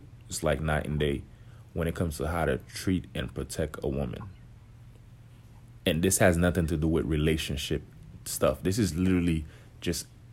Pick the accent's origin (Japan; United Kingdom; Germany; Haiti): Haiti; I grew up, I'm from Haiti